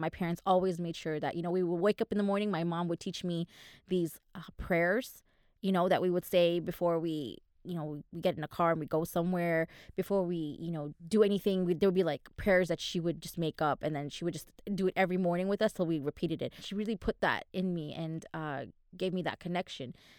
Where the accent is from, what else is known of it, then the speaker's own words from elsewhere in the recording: Manama, Bahrain; moved away; I was born in Manama, in Bahrain.